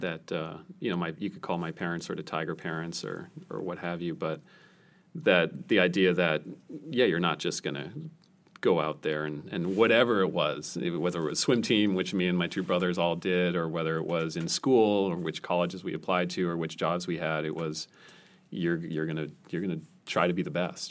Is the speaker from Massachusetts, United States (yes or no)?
yes; near Boston, Massachusetts, United States; I grew up near Boston, so we got these big nor'easter storms